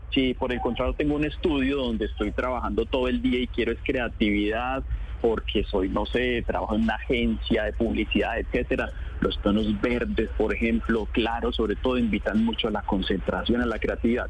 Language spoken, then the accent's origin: Spanish; Colombia